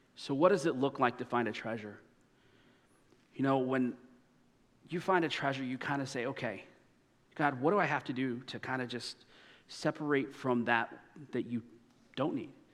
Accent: Indiana, United States; moved away as an adult; I grew up in Indiana

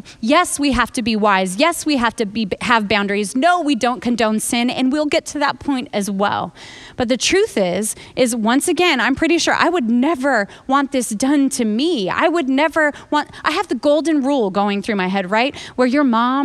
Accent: United States; I'm American

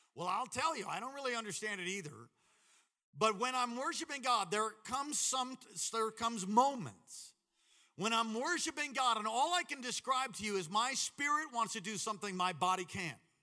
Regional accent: Long Island, New York, United States; I grew up in Long Island, New York

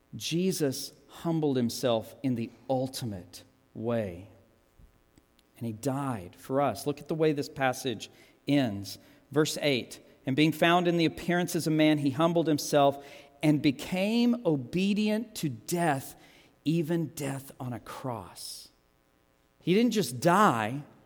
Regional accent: United States; I'm an American

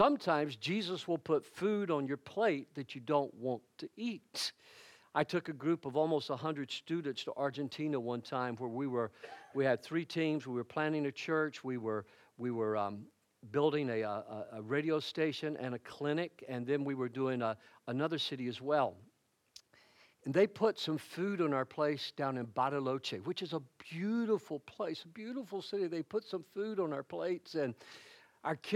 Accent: United States; I am an American. I am not an Italian

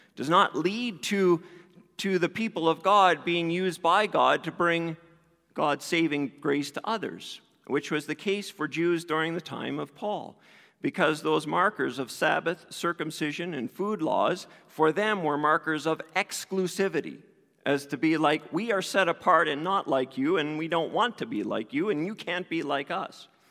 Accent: East Coast, Canada; I grew up in the East Coast

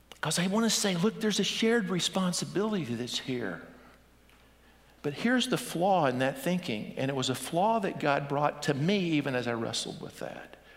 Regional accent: United States

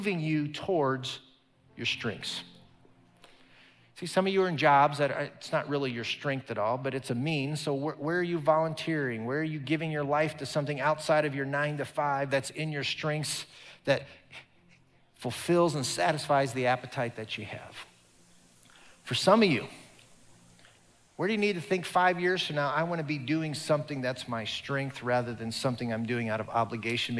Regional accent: Omaha, Nebraska, United States; moved away; my hometown there in Omaha

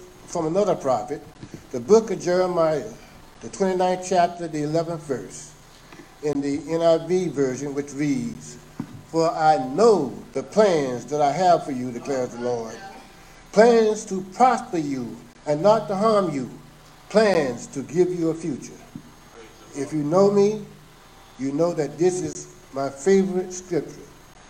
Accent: South Carolina, United States; also born or lived in Philadelphia; I was born in Philadelphia, Pennsylvania in 1948 and moved to South Carolina in 1952. Graduated from high school in 1966.

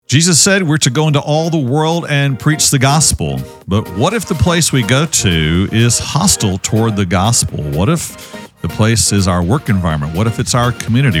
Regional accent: Ovilla, Texas, United States; I grew up with Wayne, uh, as friend and, uh, and mentor here in Ovilla back in the day

